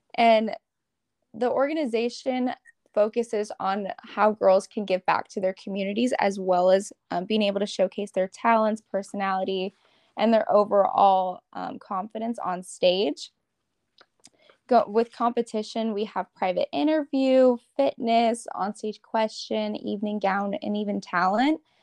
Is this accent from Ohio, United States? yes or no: no; Arizona, United States; I'm from Arizona